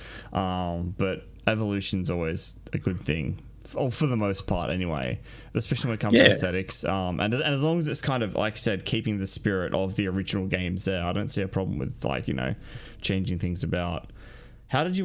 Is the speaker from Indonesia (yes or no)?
no; Australia; We're Australian.